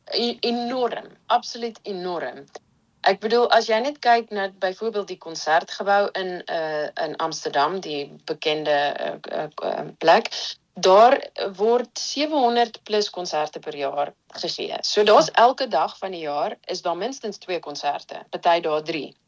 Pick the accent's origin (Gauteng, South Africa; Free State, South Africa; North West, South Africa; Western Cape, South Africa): Western Cape, South Africa; Stellenbosch; moved away as an adult; also born or lived in Empangeni; now in Netherlands; Stellenbosch toe getrek saam met my gesin en daarso het ek groot geword. So ek dink ek was iets soos 3 jaar oud. So Stellenbosch voel eintlik maar soos my tuisdorp.